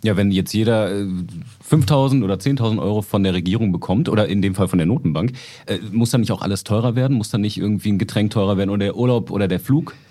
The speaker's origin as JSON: {"language": "German", "country": "Germany", "said": "bei uns in Deutschland"}